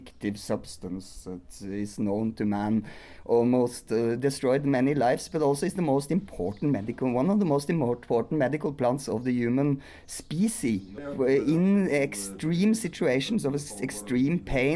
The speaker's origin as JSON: {"language": "English", "country": "Norway", "said": "I come from Norway"}